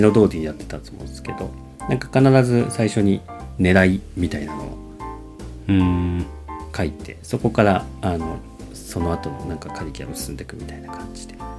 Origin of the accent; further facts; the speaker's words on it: Japan; 日本はまあね生まれ育ったところでね